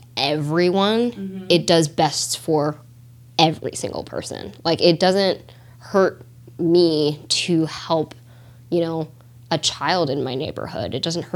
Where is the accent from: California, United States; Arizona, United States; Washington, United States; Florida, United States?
Washington, United States; Renton; English is a second language; as we were growing up in Renton